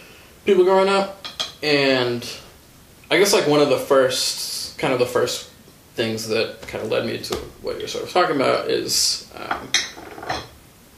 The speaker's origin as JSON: {"language": "English", "town": "Shorewood", "region": "Wisconsin", "country": "United States", "tie": "born or raised there", "said": "So I grew up in Shorewood. You know, when I moved there when I was 9, and you know, all throughout high school."}